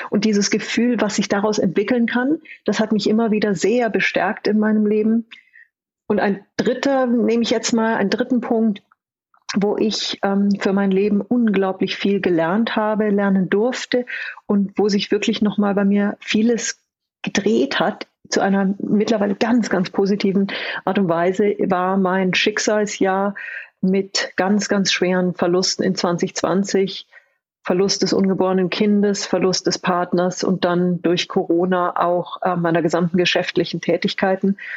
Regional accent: Bavaria, Germany; now in Austria; Ich bin eine Bayerin, die in Österreich lebt.

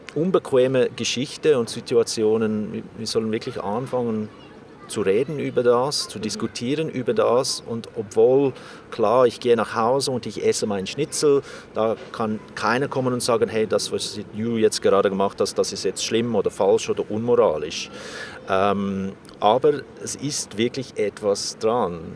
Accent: South Africa; moved away; ich bin in Südafrika aufgewachsen

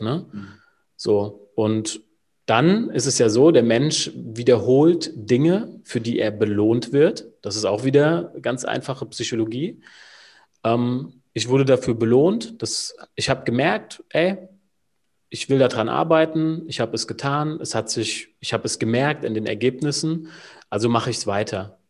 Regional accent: Wiesbaden, Hesse, Germany; Ich bin aus Wiesbaden, also gar nicht mal so weit weg von dir, Julian

